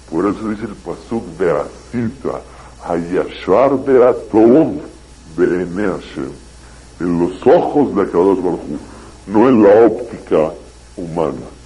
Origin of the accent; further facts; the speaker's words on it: Mexico; also born or lived in Israel; yo la verdad no me pienso hacer israelí yo soy mexicano y pienso regresar a mi país. Pero vine a estudiar unos años.